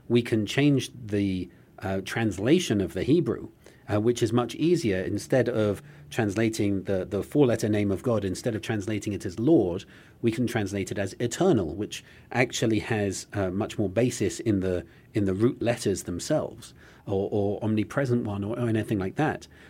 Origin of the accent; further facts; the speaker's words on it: United Kingdom; now in United States; as a British person